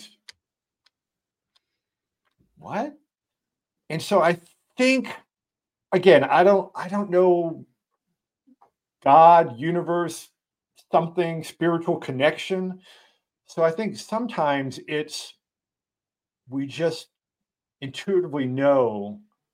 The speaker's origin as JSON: {"language": "English", "region": "East Coast", "country": "United States", "tie": "born or raised there", "said": "I grew up on the East Coast"}